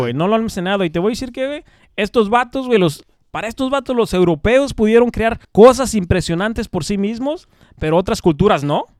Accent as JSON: {"language": "Spanish", "country": "Mexico", "moved": "yes", "lives_now": "United States", "said": "somos mexicanos"}